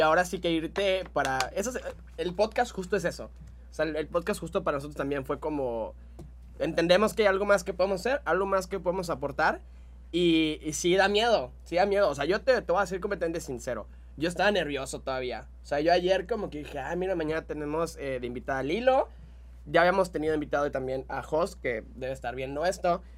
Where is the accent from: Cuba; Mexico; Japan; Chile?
Mexico